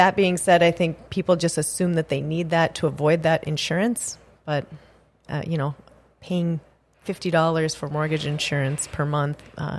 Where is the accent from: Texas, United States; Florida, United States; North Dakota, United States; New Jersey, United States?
North Dakota, United States; Mohall; I grew up in Mohall, North Dakota.